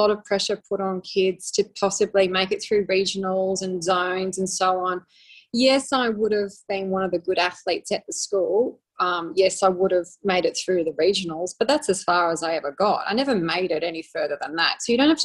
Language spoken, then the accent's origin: English; Sydney, New South Wales, Australia; moved away as an adult; now in Queensland, Australia; I'm originally from Sydney, even though I'm up in Queensland now